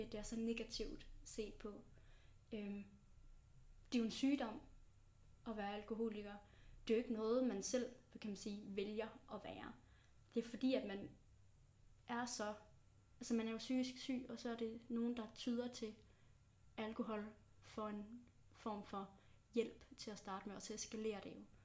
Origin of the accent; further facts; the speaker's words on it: Tønder area, Bredebro, South Jutland, Southern Denmark, Denmark; now in Aarhus, Denmark; Jeg er rigtig sønderjyde. Jeg kommer fra, øh, Tønderområdet i en lille by, der hedder Brødrebro